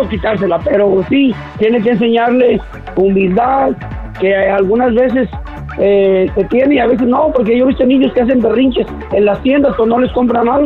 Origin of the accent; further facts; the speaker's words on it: Nicaragua; de parties nicaragüense.